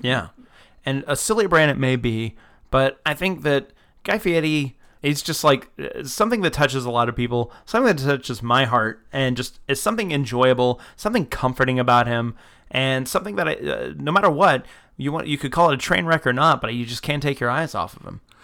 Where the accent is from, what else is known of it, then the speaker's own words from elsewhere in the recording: Florida, United States; I was born in Florida, I come from the South